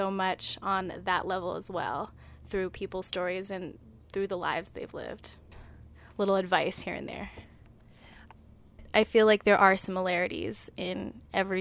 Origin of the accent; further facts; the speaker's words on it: Berkeley, California, United States; moved away as an adult; now in Brooklyn, United States; I'm originally from Berkeley, California, but I've spent the past 5 years living in Brooklyn, New York